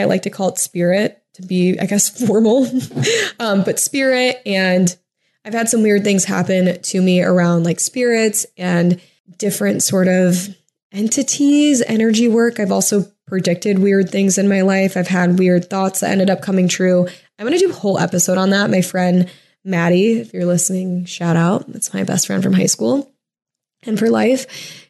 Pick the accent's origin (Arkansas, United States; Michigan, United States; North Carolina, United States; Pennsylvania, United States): Michigan, United States; a suburb of Toledo in; moved away as an adult; also born or lived in Huntington Beach, California / Oceanside, California / Irvine, California / Columbus, Ohio; now in California, United States; I'm from a suburb of Toledo that's in Michigan